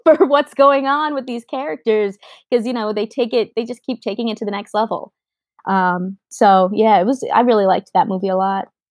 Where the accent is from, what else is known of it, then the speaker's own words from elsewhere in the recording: New York, United States; I'm from New York